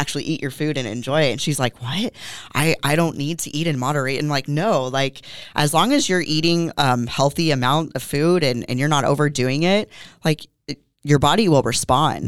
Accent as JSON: {"language": "English", "town": "Moorpark", "region": "California", "country": "United States", "tie": "born or raised there", "also_born_or_lived": "San Fernando Valley, California", "moved": "as an adult", "lives_now": "Oxnard, United States", "said": "I actually was born and raised in Moore Park, California, so about twenty minutes away from here"}